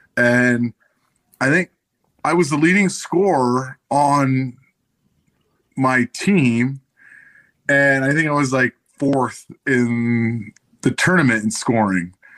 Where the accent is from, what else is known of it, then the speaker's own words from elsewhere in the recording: Vancouver, British Columbia, Canada; moved away; play junior hockey for my hometown team